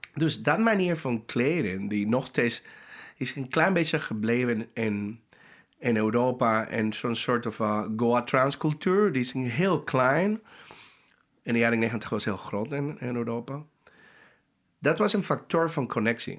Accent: Panama; Dutch is a second language; moved away; Ik kom uit Panama

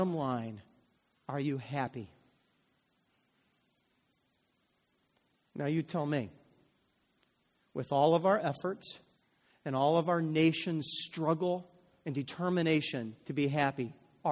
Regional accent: United States; I'm an American

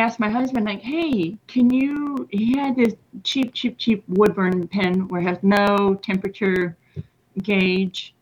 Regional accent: Washington, United States; moved away as an adult; now in Denton, United States; I've been here for about maybe 6 years, but my home is in Washington State

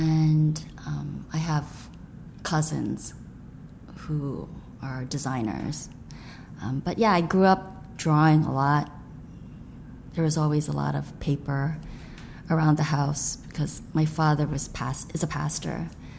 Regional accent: Troy, Michigan, United States; also born or lived in Grand Rapids, Michigan / Lansing, Michigan; now in New York, United States; I was born in Grand Rapids, Michigan. Family moved around. We lived in Lansing. Eventually, I think, settled for the longer time in Troy, where my father had a church. And, yeah, we were pastors, kids.

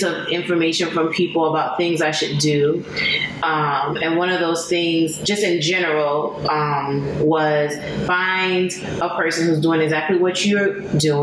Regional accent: United States; as an American

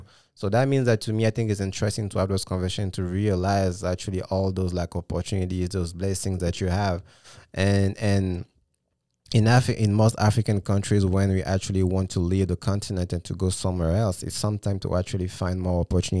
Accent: Gabon; also born or lived in France; when I was, for instance, living in France or when I was growing up in Gabon, right? And that's the main reason I moved

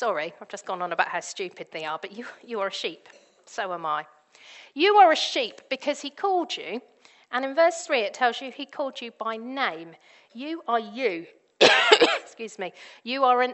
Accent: Devon, South West England, United Kingdom; I grew up in Devon

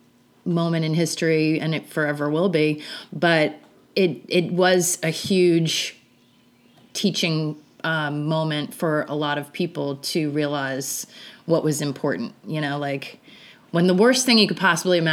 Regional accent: New York City, New York, United States; I'm from New York. I live in New York.

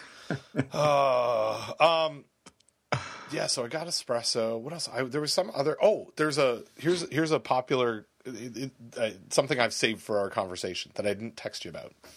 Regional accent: Canada; I'm from Canada

